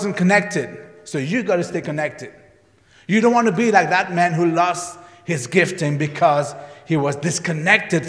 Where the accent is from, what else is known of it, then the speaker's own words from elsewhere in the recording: Mauritius; moved away; When I grew up in Mauritius, we had blackboard and whiteboards.